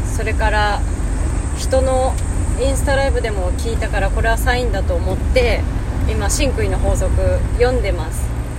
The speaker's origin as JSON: {"language": "Japanese", "town": "Hakodate", "region": "Hokkaido", "country": "Japan", "tie": "born or raised there", "moved": "as an adult", "lives_now": "Tokyo, Japan", "said": "地元の函館で車も買い普通に働いてたんですね"}